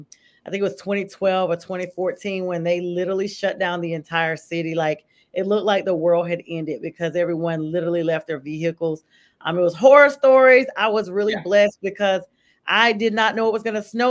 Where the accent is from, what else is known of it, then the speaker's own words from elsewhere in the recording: Lumberton, North Carolina, United States; moved away as an adult; now in Atlanta, United States; I'm from Lumberton, Red Springs, the Robeson County area, central North Carolina. I've actually been living in Atlanta for 24 years